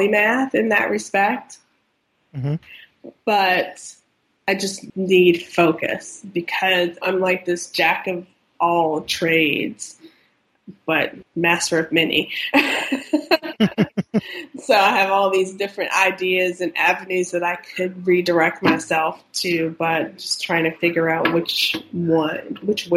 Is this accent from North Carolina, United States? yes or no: yes; close to the Outer Banks, North Carolina, United States; I grew up in North Carolina, close to the Outer Banks